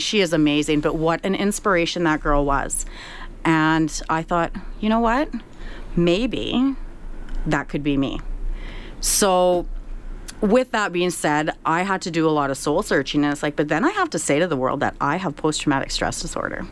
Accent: Saskatchewan, Canada; growing up in Saskatchewan, I've always been a proud Canadian

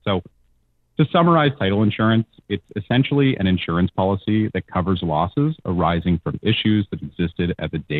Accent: Hamilton, Ontario, Canada; I'm actually from Hamilton myself

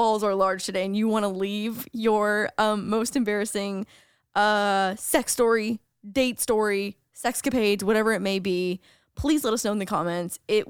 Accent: Canada; as a Canadian, we watch like American party movies like that where it's like frats and sororities.

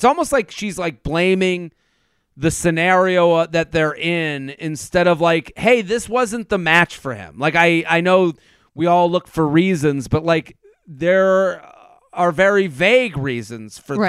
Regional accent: Boston, Massachusetts, United States; well, I'm from Boston, and we give it extra time.

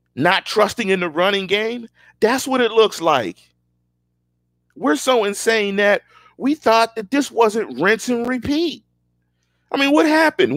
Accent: Pittsburgh, Pennsylvania, United States; I'm from Pittsburgh. I'm from the north side. The same place as the Rooneys. one five two three three. one five two one two. I'm from Manchester. I grew up on Chateau

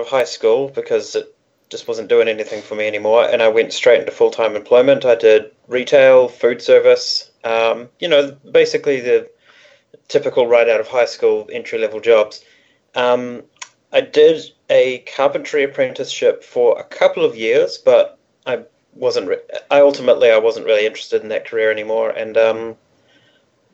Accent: New Zealand; We're both born and raised in New Zealand.

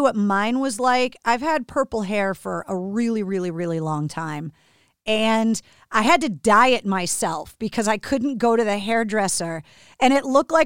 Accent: Boston, Massachusetts, United States; We are both from Boston.

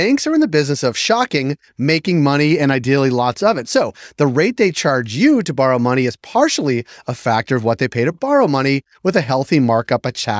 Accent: Massachusetts, United States; I'm from Massachusetts, where we do it in grade 7.

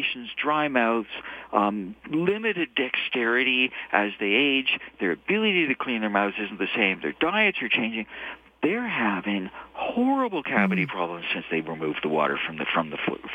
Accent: Toronto, Ontario, Canada; moved away as an adult; now in Calgary, Canada; I'm a Toronto boy originally. I grew up in Toronto.

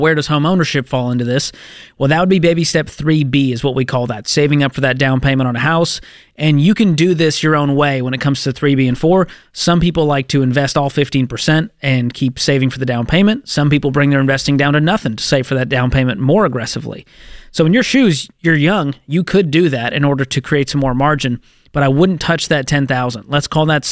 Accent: Boston, Massachusetts, United States; my hometown of Boston, Massachusetts

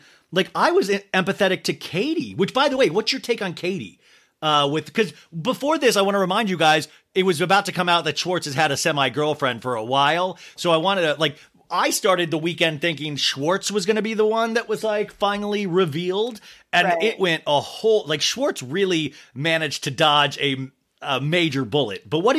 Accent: Arizona, United States; also born or lived in Kansas; when you grow up in a normal town, like I grew up in Kansas and then Arizona

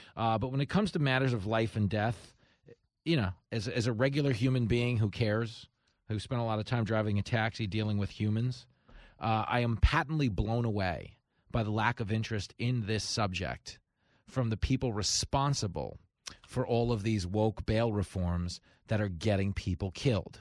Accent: United States; as an American

